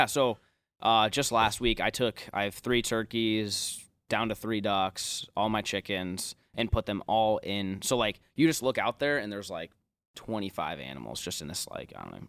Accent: Omaha, Nebraska, United States; growing up in Omaha

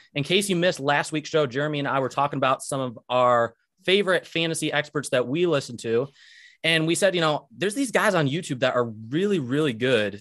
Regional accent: Michigan, United States; I'm from Michigan

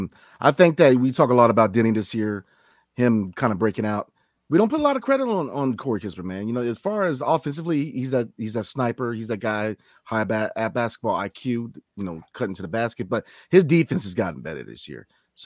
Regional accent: Virginia, United States; I grew up in the Commonwealth of Virginia, man.

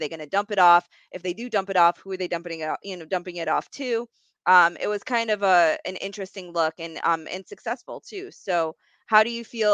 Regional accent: New York, United States; I'm from New York

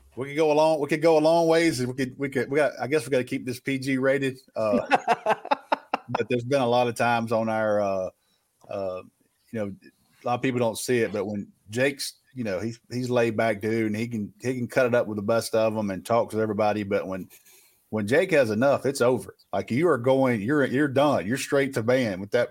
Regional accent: the South, United States; I grew up in the South, man. I got some country in me

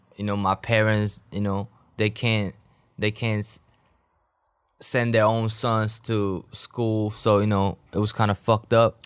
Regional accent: South Korea; moved away as an adult; also born or lived in Hawaii; now in Los Angeles, United States; I'm from Korea, but I'm not hundred percent Korean

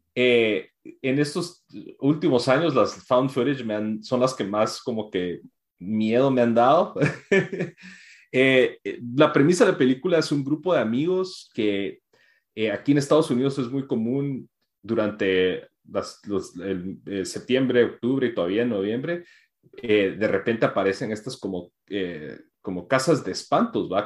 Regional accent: Guatemala; para nosotros que crecimos, o sea, en Guate

